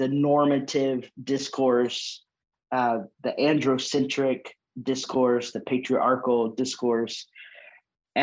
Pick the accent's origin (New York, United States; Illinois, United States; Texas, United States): Texas, United States; Longview; moved away as an adult; also born or lived in San Antonio, Texas / California; now in Nashville, United States; I was born in Longview, Texas, which is East Texas